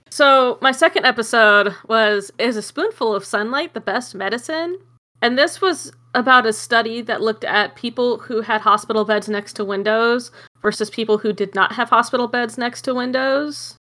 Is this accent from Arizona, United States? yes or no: yes; Arizona, United States; I'm from Arizona.